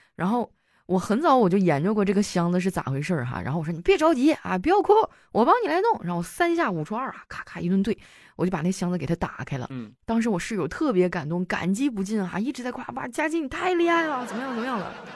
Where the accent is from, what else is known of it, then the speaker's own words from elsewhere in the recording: Qitaihe, Heilongjiang, China; moved away; 我老家在七台河市